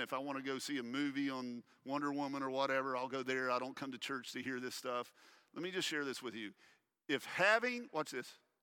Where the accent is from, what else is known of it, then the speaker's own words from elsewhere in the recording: United States; we as American Christians